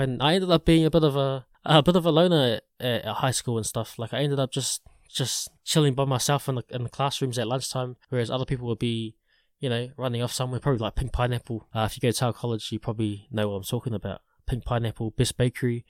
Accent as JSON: {"language": "English", "area": "Porirua area", "region": "Wellington", "country": "New Zealand", "tie": "born or raised there", "said": "I grew up in, in this place called Lyndon Inn Tower, which is right next to Porirua"}